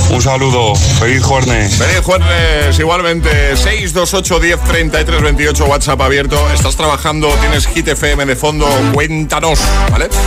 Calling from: Barcelona, Catalonia, Spain; de Barcelona.

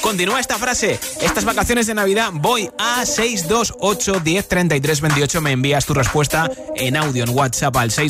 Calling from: Aranjuez, Community of Madrid, Spain; Hola, Josué … de Aranjuez y estas navidades eh, lo que voy a hacer es

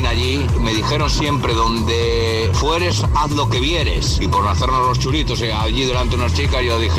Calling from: Ponferrada, Castile and León, Spain; del Bierzo, Ponferrada, el Bierzo.

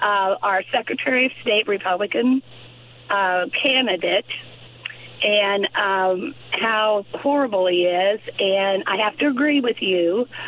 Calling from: Bloomington, Illinois, United States; I'm from the Bloomington area, and sometimes it's hard to pick you up, but I get you most of the time.

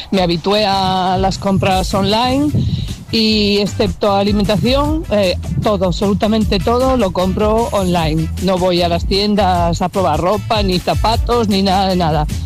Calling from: Faura, Valencian Community, Spain; de Sagunto. Bueno, mejor dicho, de Faura.

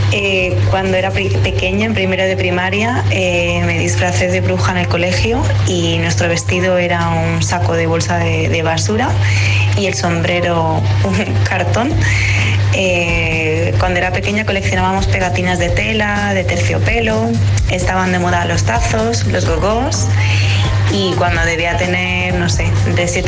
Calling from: Madrid, Community of Madrid, Spain; Hola, agitadores, buenos días. Soy … de Madrid.

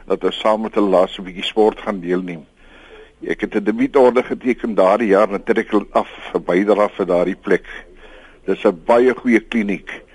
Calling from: Western Cape, South Africa; van die Weskus.

